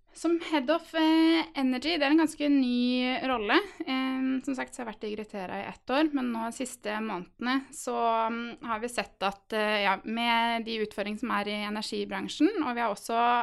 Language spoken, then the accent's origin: Norwegian; Halden, Østfold, Norway; jeg er nemlig fra Halden